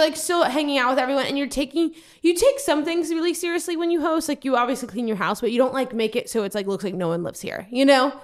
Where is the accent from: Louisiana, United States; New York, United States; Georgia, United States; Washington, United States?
Louisiana, United States; moved away; I'm from Louisiana